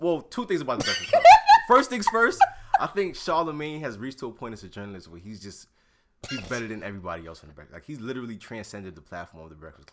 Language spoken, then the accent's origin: English; New York, United States; I'm from New York